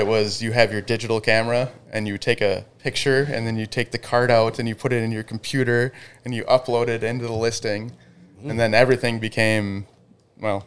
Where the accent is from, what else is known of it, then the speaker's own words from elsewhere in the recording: Pequot Lakes, Minnesota, United States; also born or lived in Breezy Point, Minnesota / Pine River, Minnesota; I am a local, listen, local guy. So, born and raised in Pequot Lakes, lived in Breezy Point until I was 11, I think.